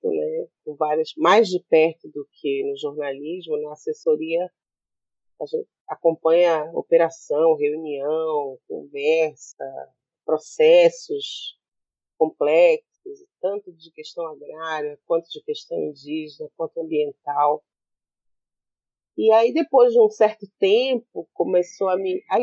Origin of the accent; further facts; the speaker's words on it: Belém, Pará, Brazil; also born or lived in Roraima; eu sou nascida e criada aqui na Amazônia, né?